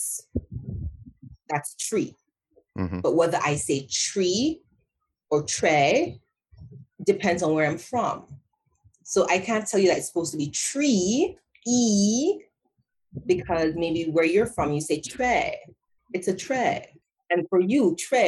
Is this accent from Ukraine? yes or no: no; Jamaica; now in Japan; I'm Jamaican, and we still love having our culture, our language